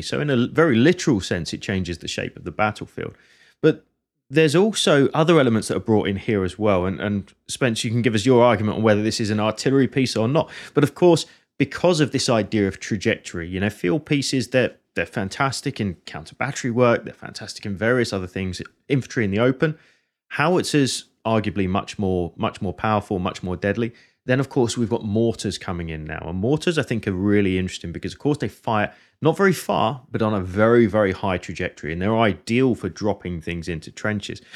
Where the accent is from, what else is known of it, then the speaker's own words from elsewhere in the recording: Hertfordshire, East of England, United Kingdom; the same county that, that I'm from